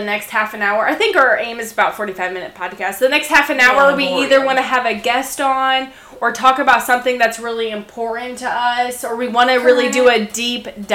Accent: Central Illinois, United States; we're from Central Illinois, and my dad, where I grew up is where my dad grew up

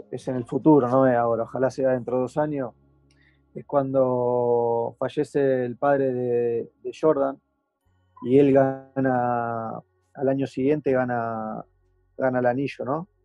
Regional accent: Argentina; Sé lo que significaría, no solamente para, para nosotros como argentinos, sino para, para él personalmente.

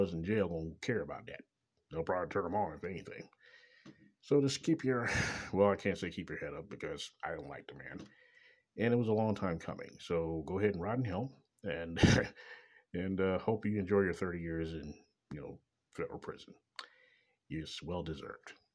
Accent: Kansas City, Missouri, United States; Coming live direct from Kansas City, Missouri, my hometown

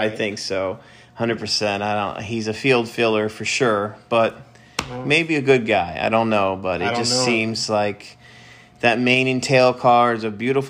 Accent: Massachusetts, United States; I'm from Massachusetts

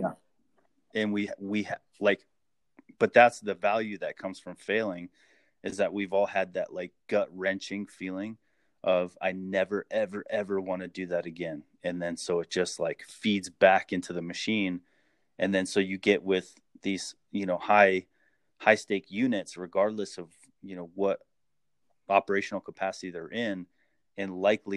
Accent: Phelan, California, United States; I grew up in Phelan, California, which is just a tiny little town.

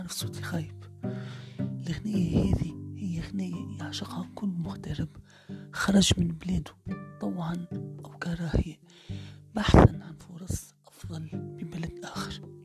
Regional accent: Tunisia; بلادي تونس

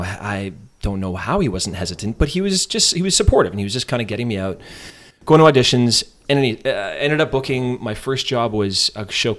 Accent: Canada; I know I'm Canadian.

